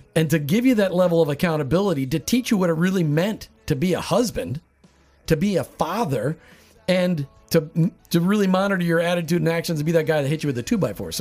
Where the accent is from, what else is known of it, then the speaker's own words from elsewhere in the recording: Minnesota, United States; I was from Minnesota